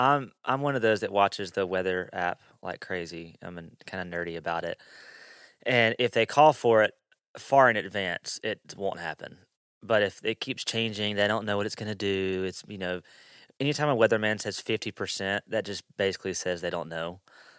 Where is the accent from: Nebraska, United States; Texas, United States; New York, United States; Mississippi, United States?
Mississippi, United States; So I grew up in South Mississippi.